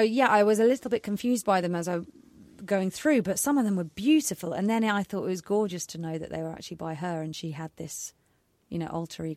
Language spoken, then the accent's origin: English; North Carolina, United States; born there; And I was born in North Carolina. It's a pretty big state.